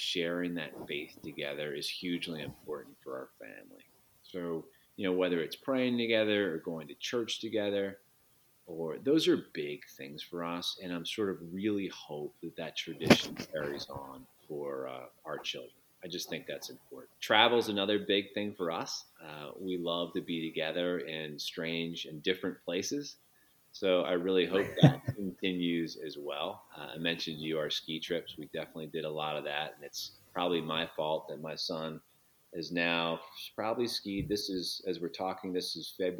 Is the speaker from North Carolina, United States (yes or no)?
no; Chicago, Illinois, United States; as a Chicagoan